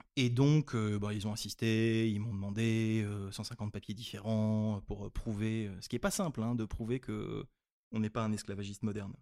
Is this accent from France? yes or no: yes; France; also born or lived in Nigeria; quand on est français